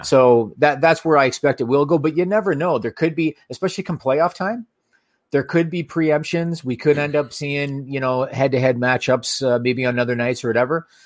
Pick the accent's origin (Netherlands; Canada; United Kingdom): Canada; as a Canadian hockey fan